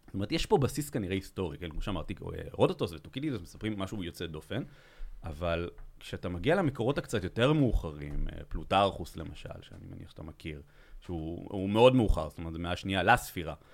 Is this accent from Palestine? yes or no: no; Belgium; moved away; אני מבלגיה בכלל